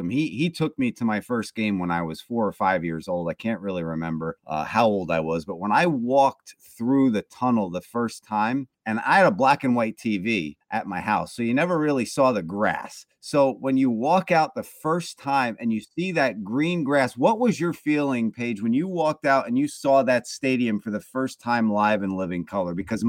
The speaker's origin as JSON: {"language": "English", "region": "New Jersey", "country": "United States", "tie": "born or raised there", "said": "I grew up in New Jersey. I grew up a Yankee fan"}